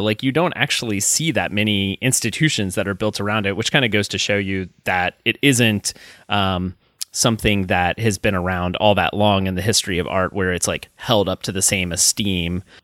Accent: Alexandria, Kentucky, United States; I grew up in Northern Kentucky

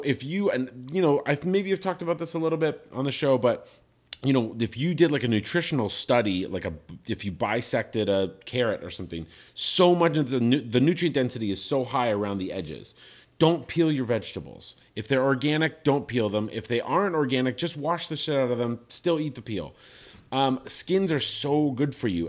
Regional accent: Ireland; I'm I'm Irish. we're a people of stories.

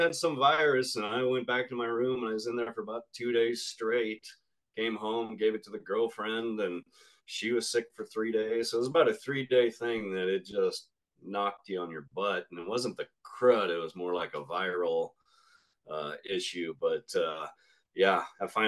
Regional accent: Washington, United States; I am up here in Washington State, kind of the hotbed for controversy these days. And go figure, my home state

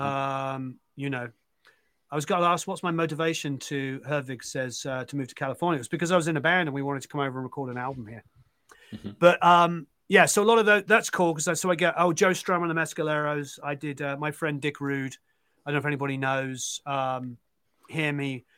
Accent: England, United Kingdom; I'm now a dad and I'm English

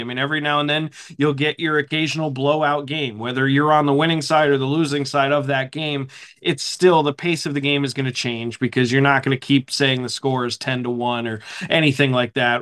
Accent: Pennsylvania, United States; moved away as an adult; now in Charlotte, United States; I grew up in Pennsylvania

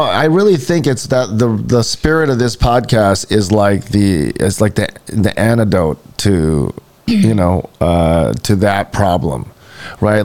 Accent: Hawaii, United States; we're from Hawaii. I'm from Hawaii

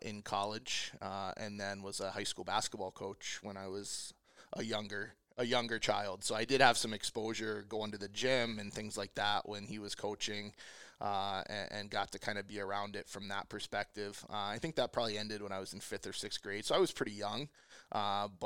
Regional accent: Washington, District of Columbia, United States; moved away; I grew up in the Washington, D.C. area

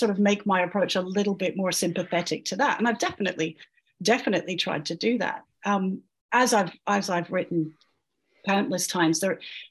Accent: Scotland, United Kingdom; I'm Scottish

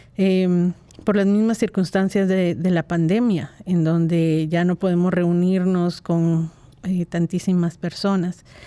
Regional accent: Guatemala; pensaba mucho en las Navidades de mi niñez y eh, cómo, las vivía eh, en, Guatemala

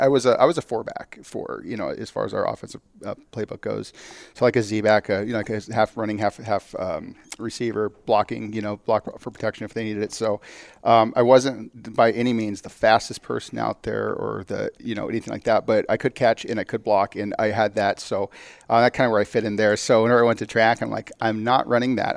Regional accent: Phoenix, Arizona, United States; I'm here from, yeah, from Arizona, from Phoenix area.

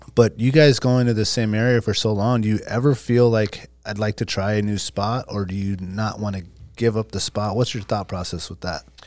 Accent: Alaska, United States; growing up in Alaska

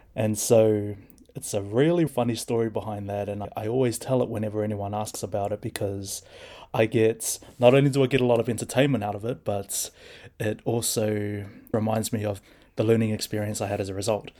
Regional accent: Hamilton, Waikato, New Zealand; also born or lived in Maramarua, New Zealand / Australia; I was born and raised in Hamilton

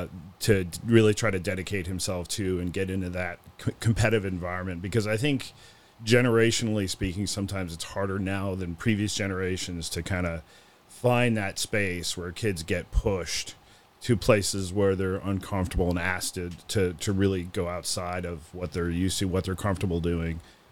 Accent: Chicago, Illinois, United States; Yeah. Well, I grew up in Chicago. When Walter Payton, sweetness, played for the Bears. So became a Bears fan and became a Cubs fan.

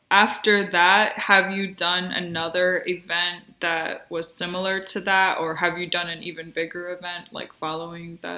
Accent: New York City, New York, United States; I'm actually from the Bronx

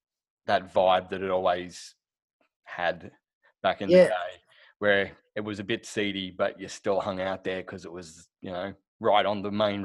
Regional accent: Shepparton, Victoria, Australia; I grew up in Shepparton

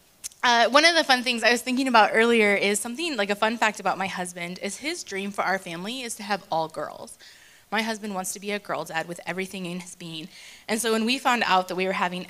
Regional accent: United States; moved away as an adult; now in Johannesburg, South Africa; I am originally from America, but I've been living in Joburg for 8 years

